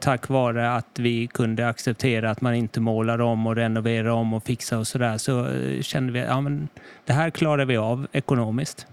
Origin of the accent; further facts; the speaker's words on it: Karlskrona, Blekinge, Sweden; moved away as an adult; also born or lived in Stockholm; Jag kommer här från Karlskrona. Mm. Lite någon mil eh, norr över bara